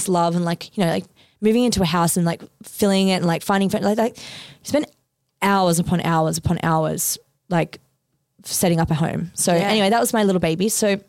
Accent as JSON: {"language": "English", "country": "Australia", "said": "It was in my name anyway because I'm Australian, he's not."}